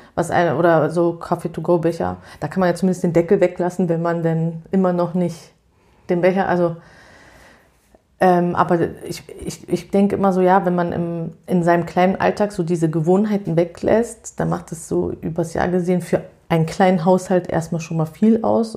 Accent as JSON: {"language": "German", "region": "Berlin", "country": "Germany", "said": "ich komme ja aus Berlin"}